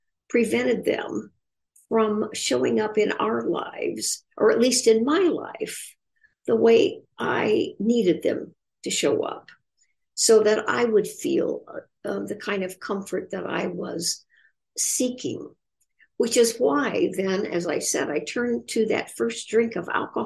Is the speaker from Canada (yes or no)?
no; Indiana, United States; growing up in Indiana